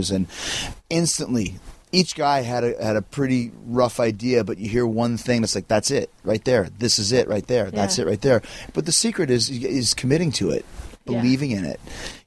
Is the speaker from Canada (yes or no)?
yes; Canada; accent: Canadian; My Canadian accent